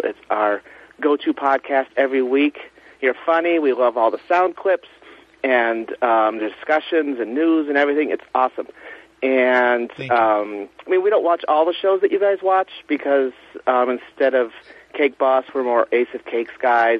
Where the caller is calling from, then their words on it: Massachusetts, United States; I'm calling from Massachusetts.